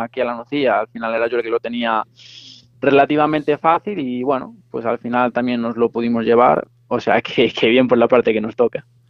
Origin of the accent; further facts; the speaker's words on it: Arteixo, Galicia, Spain; somos los dos de Arteixo